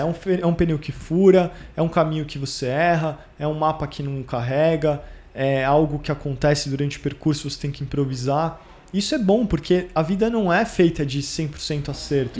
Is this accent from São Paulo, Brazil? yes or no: yes; São Paulo, Brazil; moved away as an adult; now in London, United Kingdom; São Paulo é minha cidade, é onde, onde eu nasci, onde eu cresci